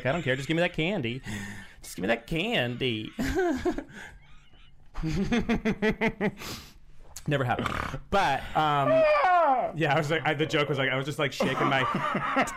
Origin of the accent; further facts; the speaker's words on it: Rumford, Rhode Island, United States; Rumford is the town that I grew up in Rhode Island